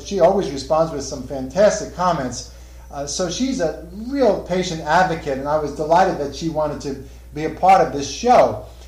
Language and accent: English; Northern New Jersey, United States; moved away; this is home to me. I'm from Northern New Jersey, and I went to Rutgers Medical School.